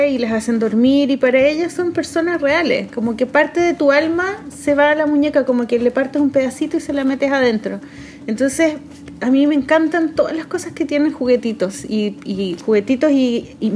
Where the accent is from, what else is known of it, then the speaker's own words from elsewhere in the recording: Chile; nosotros como chilenos